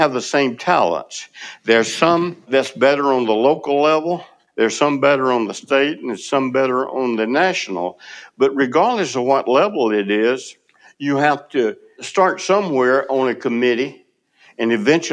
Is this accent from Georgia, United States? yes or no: yes; Moultrie, Georgia, United States; moved away as an adult; now in Tallahassee, United States; growing up in Colquitt County, Moultrie, Georgia.